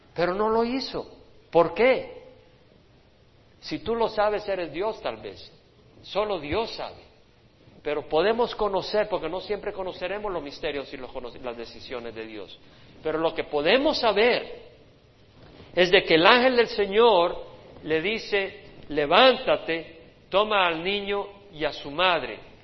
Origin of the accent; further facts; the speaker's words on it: El Salvador; moved away; cuando yo pienso en mi país, en mi país, en mis días